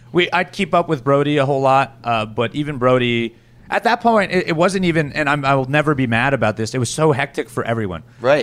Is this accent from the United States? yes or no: no; Canada; I'm from Canada